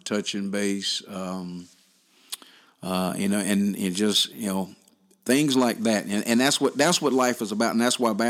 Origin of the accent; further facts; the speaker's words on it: Southern Pines, North Carolina, United States; moved away; we were very, very blessed to grow up in the area that we grew up